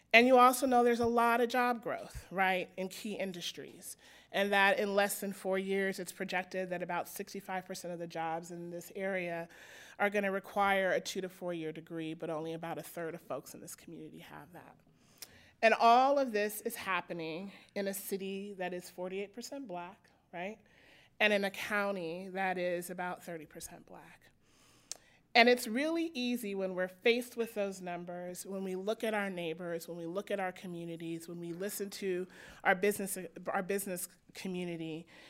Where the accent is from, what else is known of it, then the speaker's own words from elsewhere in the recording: Denver, Colorado, United States; I grew up in Denver, Colorado in the nineteen eighties